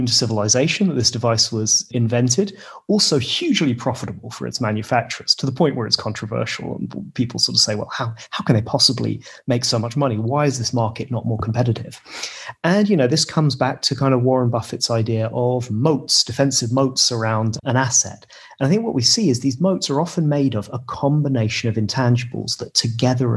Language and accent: English; United Kingdom; as a British person